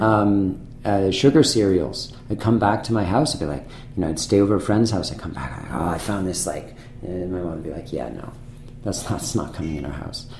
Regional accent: Manchester-by-the-Sea, Massachusetts, United States; also born or lived in France; now in San Francisco, United States; I grew up in Manchester, which is a small town on the north coast of, um, of Massachusetts

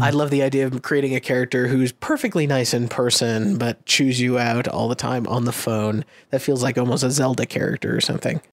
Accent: Massachusetts, United States; I'm from Massachusetts and we call ourselves the Commonwealth of Massachusetts

